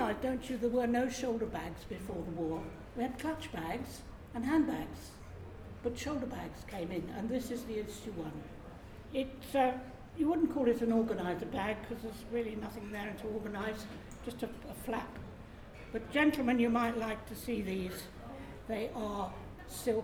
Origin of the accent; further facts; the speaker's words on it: Moreton on Thames, England, United Kingdom; also born or lived in Wimbledon; I was born in Moreton on Thames, so I've lived here all my life, apart from the 4 years of the war